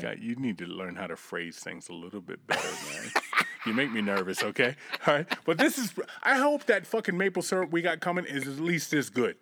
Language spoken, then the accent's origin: English; United States; accent: American; I'm gonna be the American, and my accent's gonna make me that much hotter